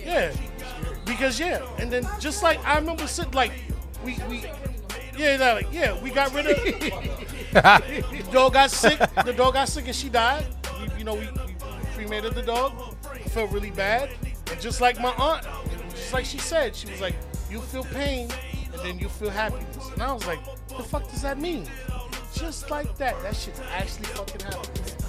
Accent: Far Rockaway, New York, United States; I grew up in Farrakway. I know how to kill things.

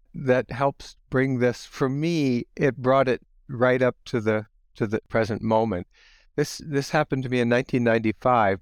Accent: Holmes County, Ohio, United States; moved away as an adult; now in Goshen, United States; I grew up in Holmes County, Ohio

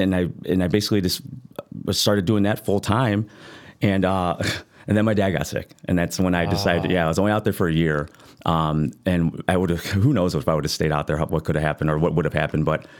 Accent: Chicago, Illinois, United States; I'm a host from Chicago.

